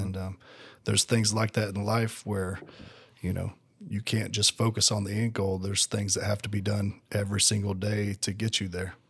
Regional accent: Tennessee, United States; moved away as an adult; now in Georgia, United States; I'm originally from Tennessee. Um, I came down to Georgia in two thousand fifteen

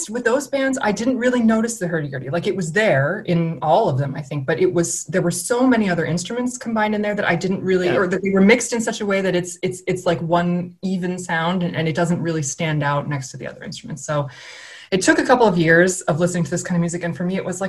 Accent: United States; moved away as an adult; now in Germany; as you can probably hear from how I sound, I'm American, but I moved to Germany in 2005

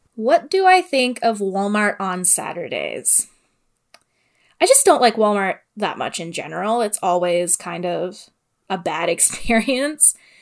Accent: Sault Ste. Marie, Ontario, Canada; I am from the Great North all the way up there in Sault Ste. Marie, and snow days were not a thing.

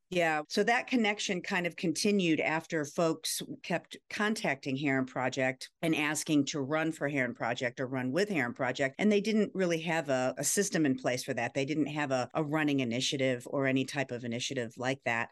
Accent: Ohio, United States; now in Virginia, United States; I grew up in Ohio, then moved to Virginia

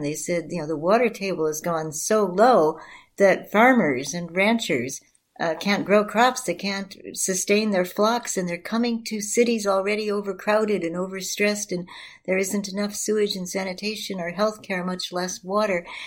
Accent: Chicago, Illinois, United States; I come from a community on the southwest side of Chicago

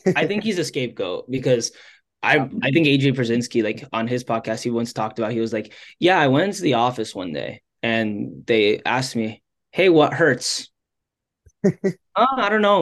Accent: Miami, Florida, United States; I'm from Miami

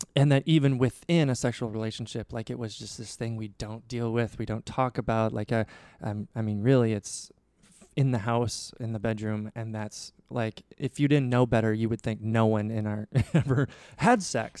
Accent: Nebraska, United States; I grew up in Nebraska

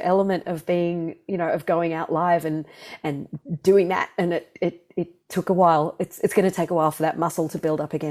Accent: Melbourne, Victoria, Australia; moved away as an adult; also born or lived in London, United Kingdom; I was born here in Melbourne

